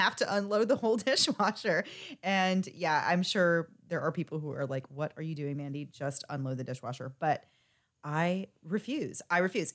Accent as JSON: {"language": "English", "region": "Florida", "country": "United States", "said": "I'm from Florida, and we love our Publix subs here"}